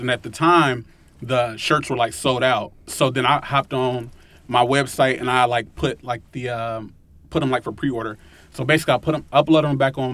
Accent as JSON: {"language": "English", "town": "Cincinnati", "region": "Ohio", "country": "United States", "tie": "born or raised there", "said": "me growing up in Winton Terrace and me growing up in low income areas"}